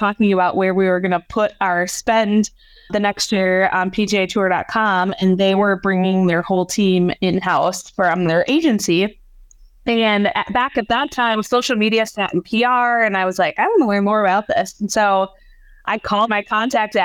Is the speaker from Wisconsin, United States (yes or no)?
yes; Hudson, Wisconsin, United States; moved away as an adult; also born or lived in St. Cloud, Minnesota / San Diego, California; I live back in my hometown of Hudson, Wisconsin.